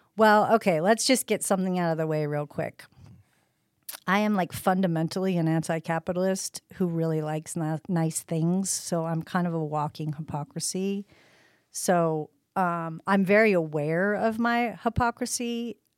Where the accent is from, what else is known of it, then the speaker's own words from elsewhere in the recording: Eugene, Oregon, United States; I'm originally from Eugene, Oregon